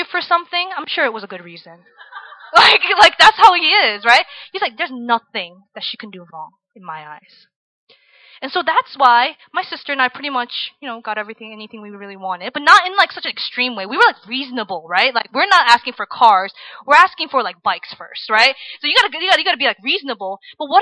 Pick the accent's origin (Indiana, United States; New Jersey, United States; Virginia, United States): Virginia, United States; I grew up in Virginia, in the suburbs, where everybody's very nice to you